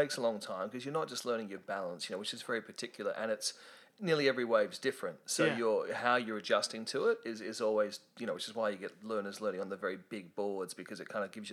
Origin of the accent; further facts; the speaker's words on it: Sydney, New South Wales, Australia; I grew up in the Northern Beaches. I was born in Manly Hospital on the Northern Beaches